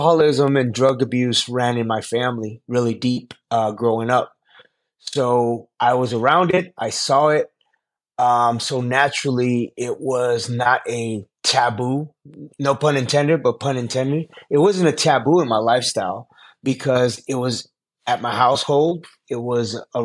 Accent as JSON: {"language": "English", "town": "Los Angeles", "region": "California", "country": "United States", "tie": "born or raised there", "said": "Los Angeles, my hometown. I'm an Angeleno, born and raised in Los Angeles."}